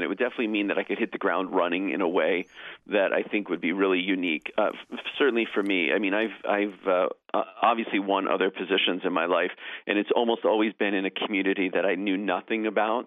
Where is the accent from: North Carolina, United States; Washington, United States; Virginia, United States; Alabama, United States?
North Carolina, United States; Davidson; moved away; also born or lived in upstate New York / Winston-Salem, North Carolina; I grew up in Davidson, actually, right in Davidson. My family moved there when I was 11 years old from upstate New York